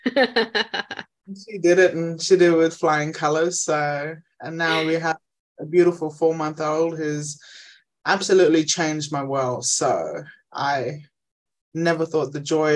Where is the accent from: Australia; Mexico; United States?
Australia; Injinoo, Cape York, Queensland; moved away; I'm originally from Ingenu in Cape York, small Aboriginal community